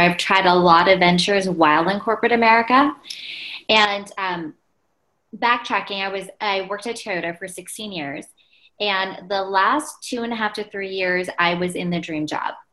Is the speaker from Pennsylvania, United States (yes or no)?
yes; Pennsylvania, United States; where I grew up, I was born in Pennsylvania, it was 98% Caucasian.